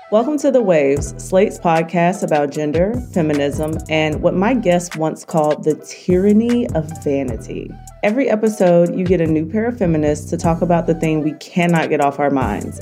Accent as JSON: {"language": "English", "region": "the South", "country": "United States", "said": "We're black and from the South"}